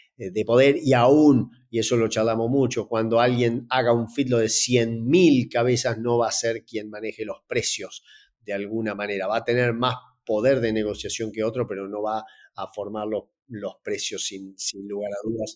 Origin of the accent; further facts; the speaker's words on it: Entre Ríos, Argentina; trabajar en Entre Ríos, de donde soy originario